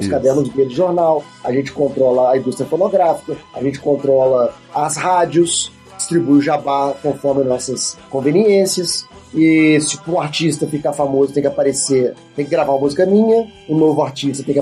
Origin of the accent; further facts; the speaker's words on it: Brazil; Eu sou brasileiro, não sou russo.